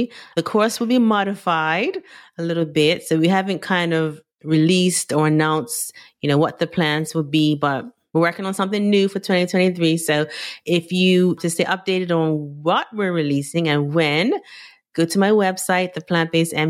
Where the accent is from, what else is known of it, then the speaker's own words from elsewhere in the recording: Bermuda; I'm Caribbean from Bermuda.